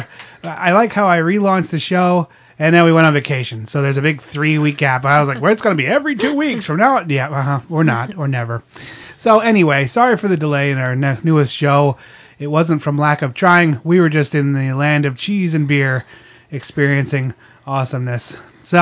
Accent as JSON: {"language": "English", "region": "Pennsylvania", "country": "United States", "tie": "born or raised there", "said": "we grew up in Pennsylvania."}